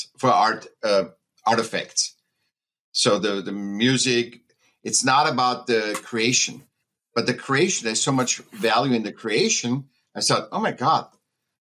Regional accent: Vienna, Austria; I was born in Vienna, Austria

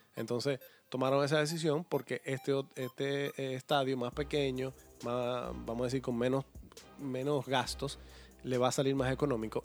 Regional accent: Dominican Republic

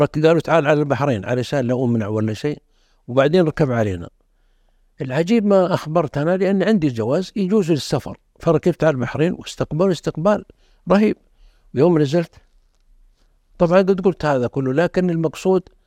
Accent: the South, southern Saudi Arabia, Saudi Arabia; انا اشوف من الجنوب

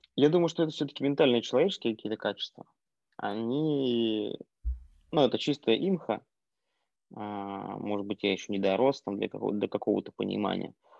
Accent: Yakutia, Sakha Republic, Russia; moved away; also born or lived in Moscow; я родился в Якутии

